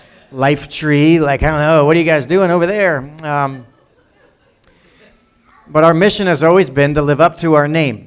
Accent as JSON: {"language": "English", "town": "Lawrence", "region": "New Jersey", "country": "United States", "tie": "born or raised there", "also_born_or_lived": "Pennington, New Jersey", "said": "I grew up in Lawrence, went to high school with people from Washington Township as they were busing them out to Lawrence many years ago."}